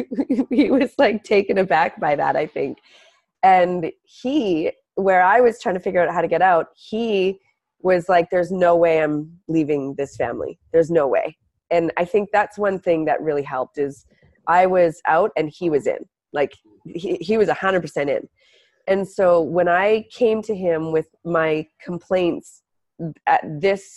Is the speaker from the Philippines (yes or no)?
no; Canada; now in Venice, United States; I'm Canadian